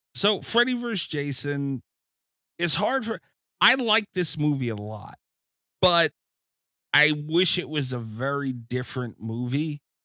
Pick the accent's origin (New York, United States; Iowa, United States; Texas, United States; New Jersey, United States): New York, United States; I'm from New York